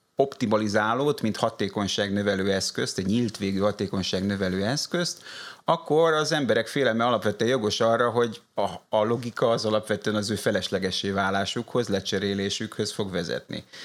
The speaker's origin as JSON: {"language": "Hungarian", "country": "Hungary", "tie": "born or raised there", "also_born_or_lived": "France / Brussels", "moved": "as an adult", "said": "Magyarországon születtem"}